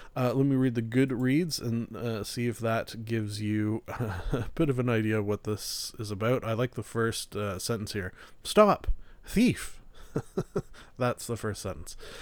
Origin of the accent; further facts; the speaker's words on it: Canada; being a Canadian